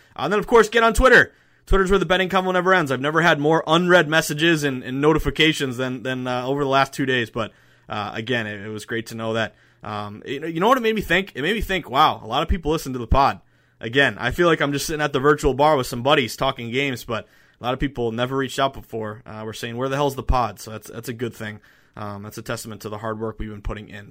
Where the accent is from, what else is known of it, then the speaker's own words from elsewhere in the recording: the Berkshires, Western Massachusetts, United States; moved away; Going back home to Western Mass, I'm from the Berkshires, uh, the beautiful Berkshires.